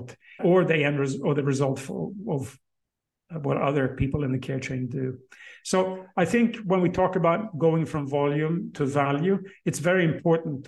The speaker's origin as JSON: {"language": "English", "country": "Sweden", "said": "in my home country, in Sweden, in Stockholm"}